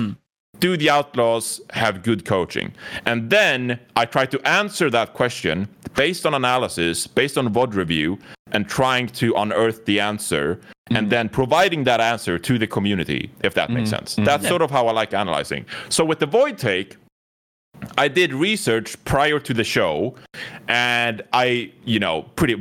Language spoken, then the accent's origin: English; Sweden; I'm from Sweden